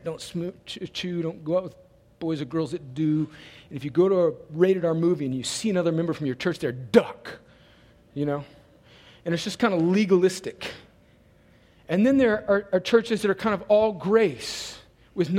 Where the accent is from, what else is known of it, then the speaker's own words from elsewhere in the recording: California, United States; now in Columbus, United States; I'm not from here. I'm originally from another country called California